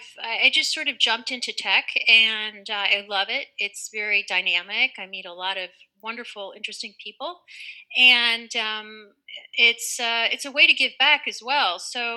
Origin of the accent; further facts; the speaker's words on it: India; born there; And yeah, I was born in India.